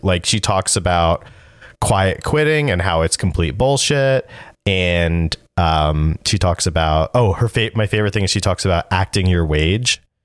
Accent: New Jersey, United States; moved away as an adult; also born or lived in West Haven, Connecticut / Boston; I was from New Jersey

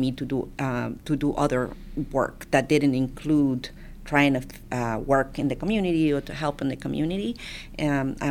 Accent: Honduras; now in Texas, United States; I'm an immigrant from Honduras, and my grandfather and my grandmother, it's who raised me. You know, my mom immigrated here, had to leave us behind in Honduras.

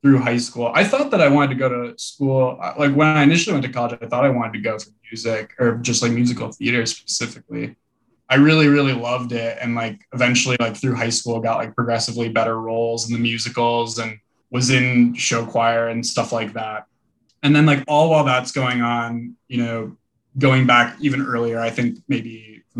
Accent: Madison, Wisconsin, United States; I grew up in Madison, Wisconsin

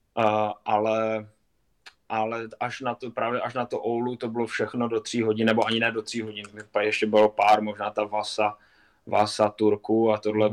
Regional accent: Kopřivnice, Moravian-Silesian Region, Czechia; also born or lived in Lahti, Finland; Kopřivnice třeba vlastně, odkud pocházím

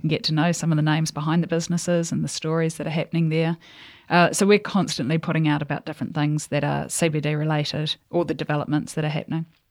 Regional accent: New Zealand; also born or lived in England; so I grew up born in New Zealand, and then we went to England for a couple of years, and then we came back to New Zealand

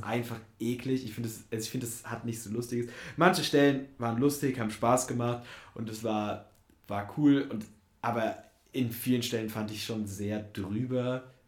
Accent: Germany; moved away; aus meiner Heimat komme und in der Nähe gab es einfach kein Kino bis, also die nächst, das nächste Kino war in Frankfurt, was halt irgendwie 50 Kilometer oder so weg ist

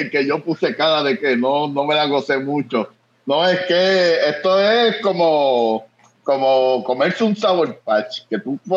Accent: Manatí, Puerto Rico; also born or lived in Bayamón; yo, soy criado en Manatí, pero tengo historia en Bayamón. yo nací

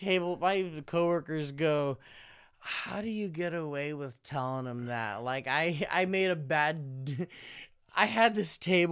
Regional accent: Philippines; I'm Filipino. So because my look is kind of ambiguous, I can make jokes about different races of people

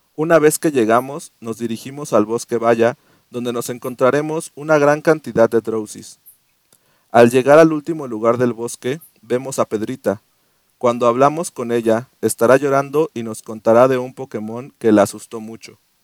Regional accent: Mexico City, Mexico; moved away; also born or lived in Querétaro; Nací en la capital del mundo, güey. en el ombligo del mundo, en el ombligo de, México, Iztapalapa.

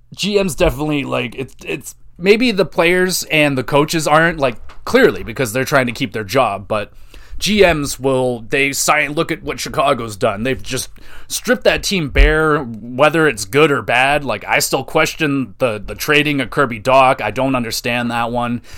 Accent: Oshawa, Ontario, Canada; I grew up in Oshawa.

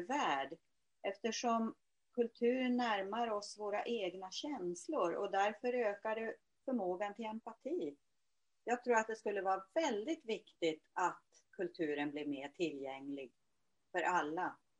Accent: Luleå, Norrbotten County, Sweden; now in Åkersberga, Sweden; Jag är ursprungligen född i Luleå, numera bosatt i Åkersberga där jag har hem och ateljé.

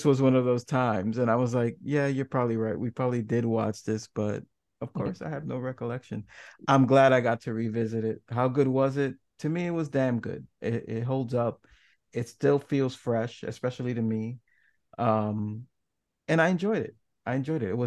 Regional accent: New York City, New York, United States; I grew up in New York City

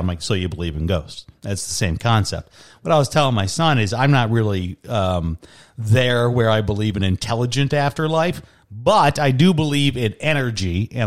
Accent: Chicago, Illinois, United States; moved away; my hometown of Chicago

